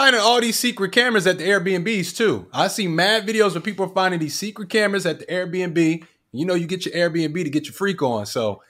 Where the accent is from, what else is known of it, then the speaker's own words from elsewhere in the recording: Philadelphia, Pennsylvania, United States; I'm from Philly.